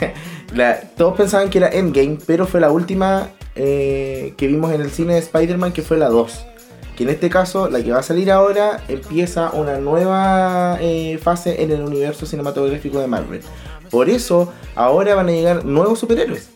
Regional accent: Chile; Yo soy bien chileno

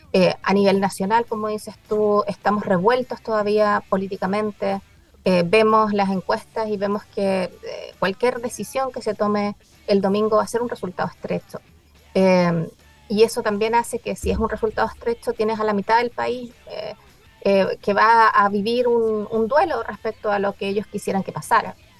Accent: Chile; como chilenos

